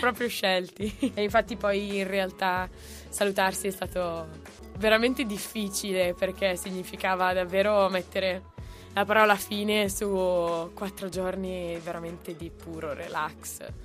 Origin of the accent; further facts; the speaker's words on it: Brianza, Lombardy, Italy; la tappa più difficile è stata in realtà partire da, dalla Brianza